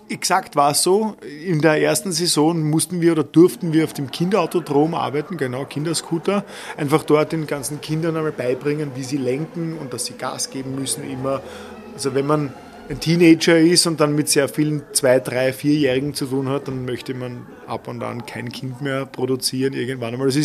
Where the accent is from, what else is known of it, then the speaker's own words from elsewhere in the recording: Vienna, Austria; Ich habe meine Kindheit ausschließlich im Prater verbracht.